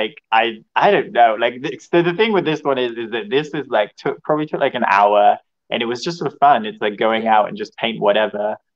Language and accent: English; Hereford, West Midlands, United Kingdom; moved away as an adult; also born or lived in Los Angeles, California; I'm from England. I'm from Hereford, which is on the border of Wales. But I've been living abroad for like 5 years.